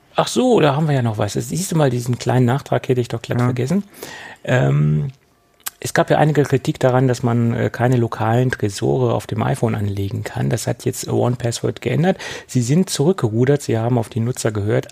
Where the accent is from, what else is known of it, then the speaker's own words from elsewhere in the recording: Germany; also born or lived in Lower Saxony; bei uns in Deutschland